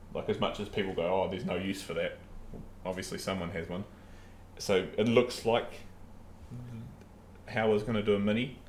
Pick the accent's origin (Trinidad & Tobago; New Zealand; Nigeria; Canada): New Zealand; for us as Kiwi hunters and sportsmen